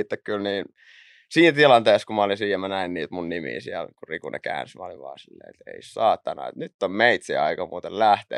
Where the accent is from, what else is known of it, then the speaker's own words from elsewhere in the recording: Raisio, Southwest Finland, Finland; also born or lived in Naantali; mä lähdin Raisiosta liikenteeseen. Siellä, siellä mä asuin ekat vissiin 14 vuotta